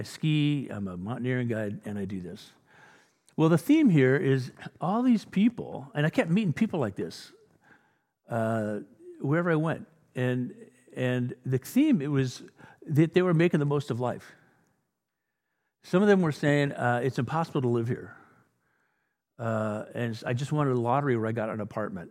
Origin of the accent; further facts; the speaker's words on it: England, United Kingdom; I'm an Englishman.